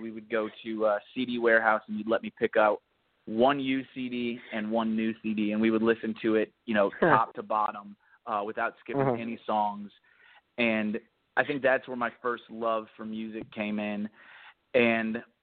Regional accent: St. Louis, Missouri, United States; moved away as an adult; now in Nashville, United States; I grew up in St. Louis, Missouri. Went to grade school, high school in St. Louis

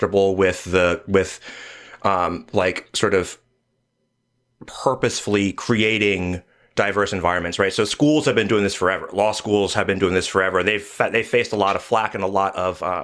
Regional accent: New York area, United States; I'm from New York area

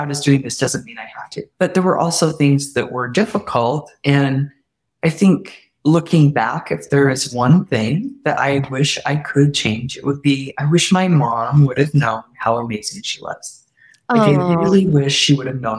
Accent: Utah, United States; I grew up in Utah

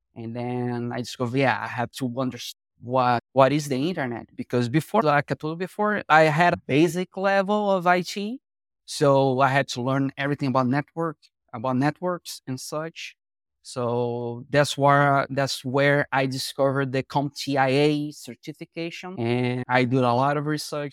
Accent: Rio de Janeiro, Brazil; I was born and raised in Rio de Janeiro, Brazil

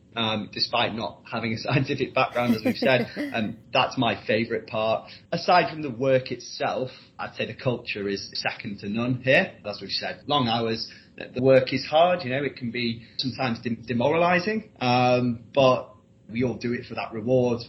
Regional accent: Leeds, Yorkshire and the Humber, United Kingdom; moved away as an adult; also born or lived in Newcastle; I'm from Leeds originally, but I did a four-year modern languages degree at Newcastle University

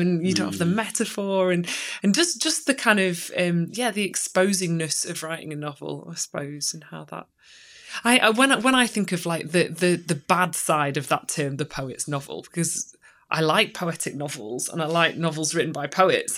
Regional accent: Chesterfield, East Midlands, United Kingdom; now in Sheffield, United Kingdom; I grew up in Chesterfield and then kind of moved back um, after some time in different places.

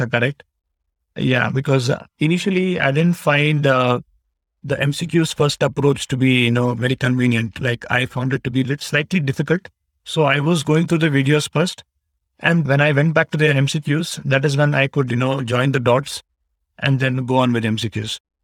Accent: Bangalore, Karnataka, India; I am from Bangalore, Karnataka, India

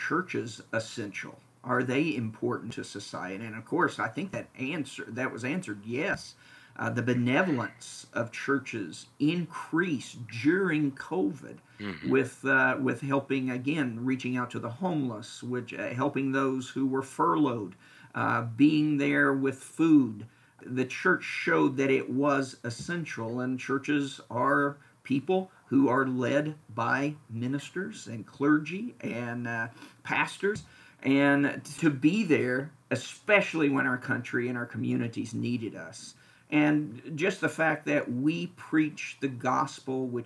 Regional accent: Lexington, Kentucky, United States; moved away as an adult; also born or lived in Indiana / Florida / Wichita, Kansas; now in Franklin, United States; I was born and raised in Lexington, Kentucky.

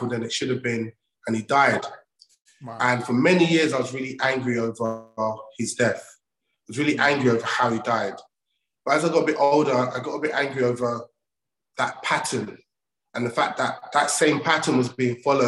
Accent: London, United Kingdom; also born or lived in Old Kent Road, London; I'm from Southeast London. I grew up off the Oakent Road. My mum got married and moved to another area, and I grew up in Lewisham

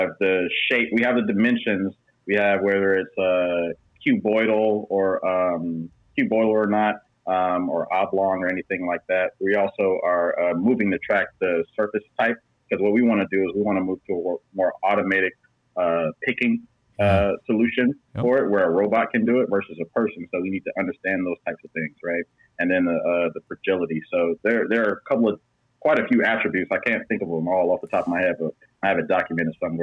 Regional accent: Florida, United States; moved away; I'm from Florida

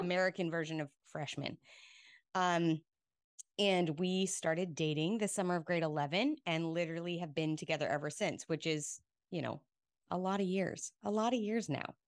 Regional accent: Rocky Mountains, Alberta, Canada; moved away as an adult; also born or lived in Australia; now in Houston, United States; I grew up in the Rocky Mountains in Alberta.

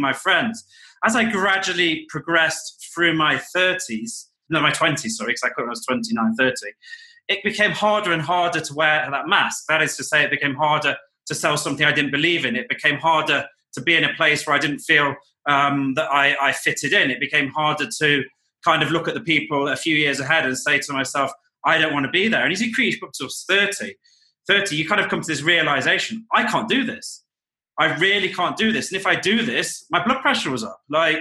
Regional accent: Nottingham, East Midlands, United Kingdom; moved away; I grew up in a city called Nottingham in the United Kingdom

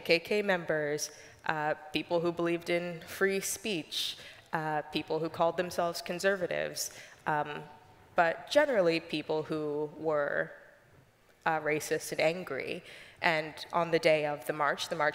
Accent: Richmond, Virginia, United States; moved away as an adult; now in Washington, D.C., United States; I grew up in Richmond, Virginia

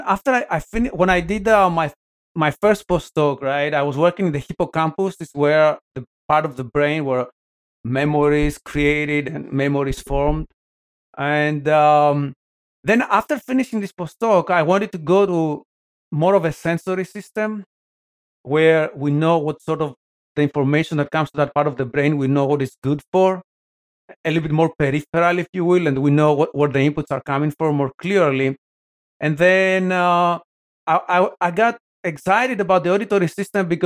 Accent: Athens, Attica, Greece; moved away as an adult; also born or lived in Portland, Oregon; now in Pittsburgh, United States; born and raised in Athens, Greece

